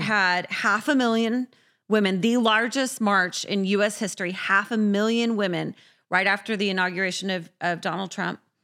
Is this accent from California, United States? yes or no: yes; San Diego, California, United States; I grew up in San Diego